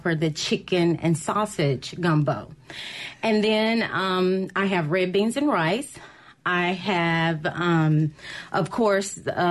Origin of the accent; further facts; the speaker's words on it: Jackson, Mississippi, United States; I am born and raised in Jackson, went to Callaway, graduated